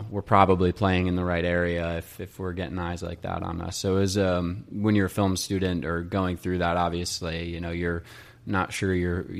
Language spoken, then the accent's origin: English; Crown Point, Indiana, United States; moved away as an adult; also born or lived in Boston; now in Chicago, United States; really grew up in Crown Point